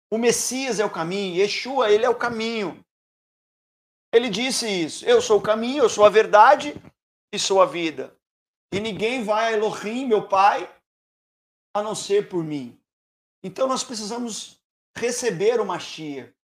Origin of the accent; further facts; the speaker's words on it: Ribeirão Preto, São Paulo, Brazil; Eu sou, eu sou aqui de Ribeirão Preto. Estou lá em cima, no norte do estado.